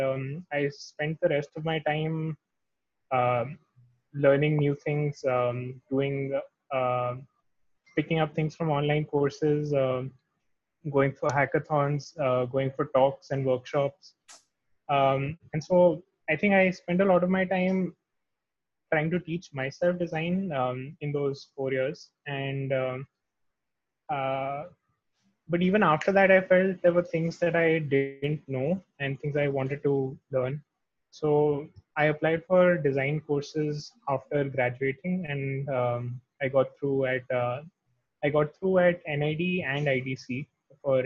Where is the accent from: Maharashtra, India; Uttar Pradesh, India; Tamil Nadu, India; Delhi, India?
Delhi, India; New Delhi; I am from New Delhi and I've lived here most of my life